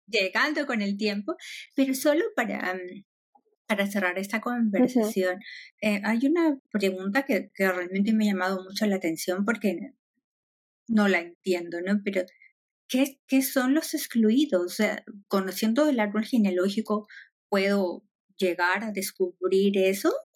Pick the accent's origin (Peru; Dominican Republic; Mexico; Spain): Peru; moved away; yo soy de Perú